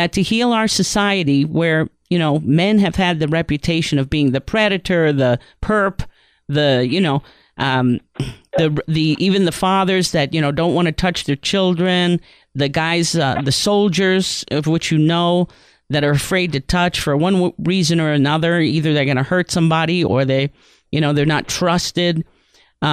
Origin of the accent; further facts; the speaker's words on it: New York, United States; I grew up in New York.